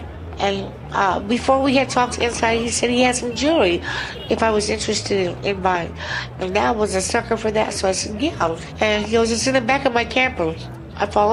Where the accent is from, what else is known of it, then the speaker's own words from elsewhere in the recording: Klamath Falls, Oregon, United States; now in Anchorage, United States; I'm originally from Klamath Falls, Oregon